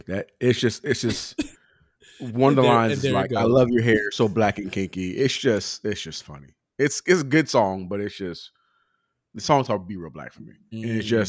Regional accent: West Coast, United States; I am from the West Coast.

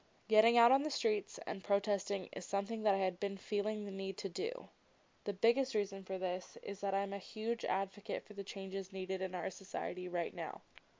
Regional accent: Yellow Springs, Ohio, United States; Yellow Springs, a small town about 30 minutes outside of Dayton. Yellow Springs is my hometown

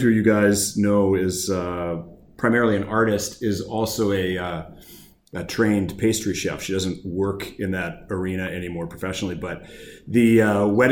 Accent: Thompson, Manitoba, Canada; born or raised there; moved away

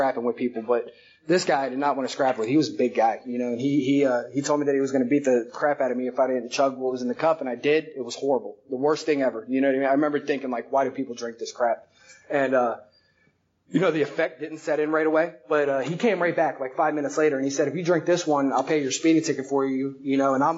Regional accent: Tampa, Florida, United States; also born or lived in Philadelphia, Pennsylvania; I moved down to Tampa from Philly when I was like 7 years old.

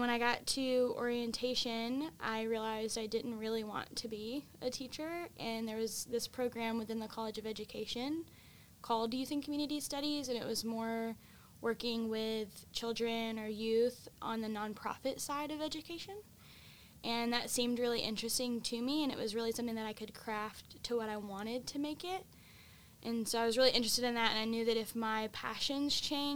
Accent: Evadale, Texas, United States; I grew up in Evadale, Texas, which is in southeast Texas

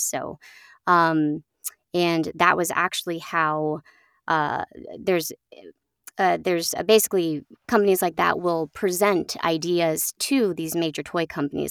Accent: Oakland, California, United States; now in upstate New York, United States; I grew up in Oakland, California

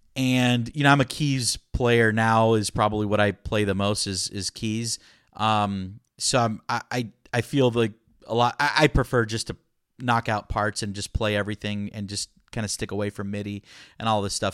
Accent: Orlando, Florida, United States; first language Spanish; English is a second language; moved away as an adult; also born or lived in Puerto Rico; now in Austin, United States; I'm originally from Florida, born and raised in Florida, kind of in the Orlando area

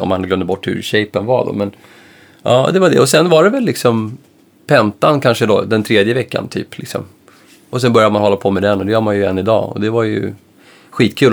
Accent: Stockholm, Stockholm County, Sweden; jag kom från Enskede då som var en förhållandevis liten förort där man inte var så mycket utanför liksom, sin förort

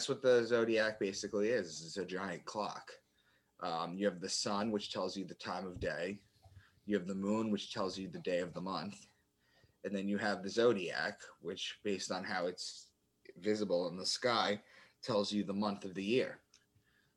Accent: Long Island, New York, United States; moved away as an adult; also born or lived in Boston; I'm from Long Island, and I had moved to Boston

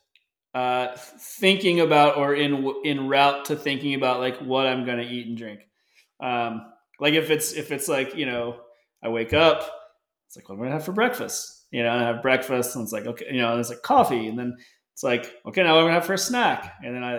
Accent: United States; I am an American

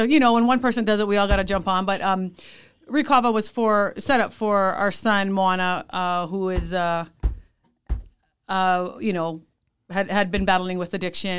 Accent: Hawaii, United States; now in Orem, United States; We're originally from Hawaii. Okay. Born and raised. Our dad is born and raised in La'ie. And we moved here. It's been 20-something years.

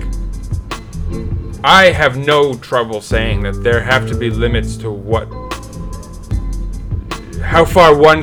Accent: New York, United States; As a New Yorker

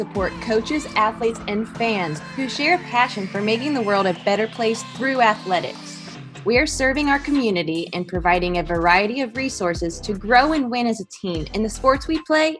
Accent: Louisville, Kentucky, United States; moved away as an adult; also born or lived in Arkansas; now in North Carolina, United States; I am from Louisville, Kentucky.

